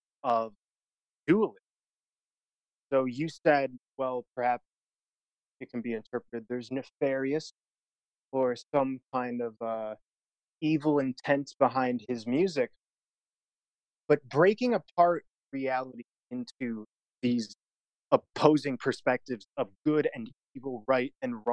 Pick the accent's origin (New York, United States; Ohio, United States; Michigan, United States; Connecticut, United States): Michigan, United States; Detroit; Detroit, Michigan.